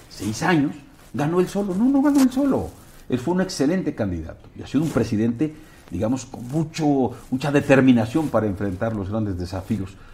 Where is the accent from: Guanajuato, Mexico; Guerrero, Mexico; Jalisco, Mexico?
Guerrero, Mexico; Acapulco; juego fútbol cuando voy a mi tierra, Acapulco, cascareo con mis cuates